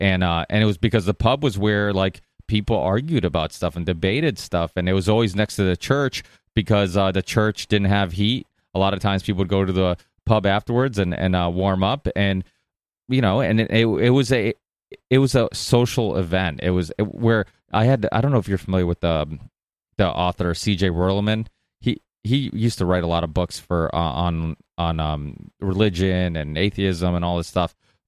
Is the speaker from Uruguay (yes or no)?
no; Portugal; Yeah, well, I'm Portuguese, and I was born in Portugal. My parents still make wine.